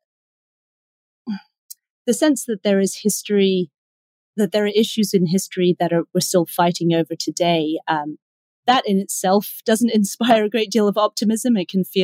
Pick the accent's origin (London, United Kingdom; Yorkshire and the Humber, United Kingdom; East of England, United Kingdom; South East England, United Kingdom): London, United Kingdom; also born or lived in Cambridge; now in New York, United States; I'm not a native New Yorker. I was raised in London